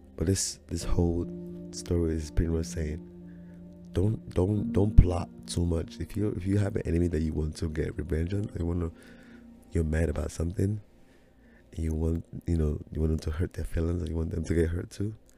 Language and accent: English; Nigeria; now in United States; my journey from Nigeria coming to the United States